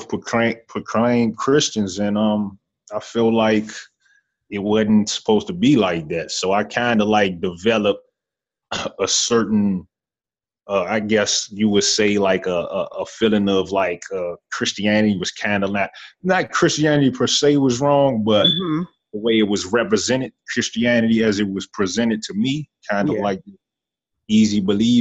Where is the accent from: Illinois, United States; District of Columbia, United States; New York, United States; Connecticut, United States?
District of Columbia, United States; Washington; being born in 88, that was the time where, like you said, it was the heavy drug epidemic, and it was especially heavy in D.C.